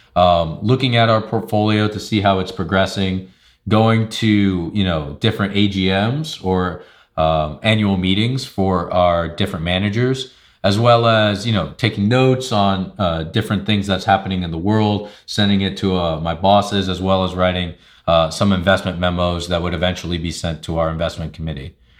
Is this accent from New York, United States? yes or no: yes; Long Island, New York, United States; moved away; I'm originally from Long Island, New York